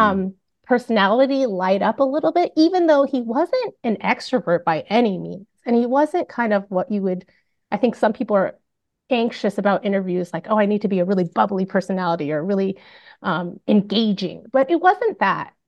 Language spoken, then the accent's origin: English; Bellevue, Washington, United States; I grew up in Bellevue, Washington